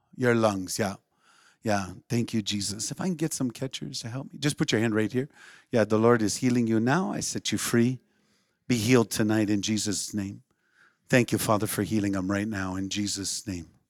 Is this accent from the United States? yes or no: yes; Western Minnesota, United States; also born or lived in Saint Paul, Minnesota / Breckenridge, Minnesota; I was born in Saint Paul and, uh, grew up in Western Minnesota.